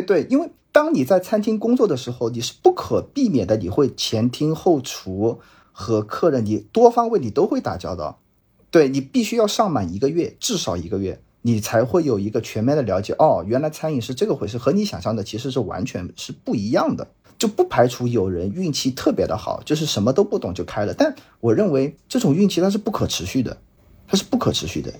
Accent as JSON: {"language": "Chinese", "region": "Jiangsu", "country": "China", "said": "我本身是江苏人"}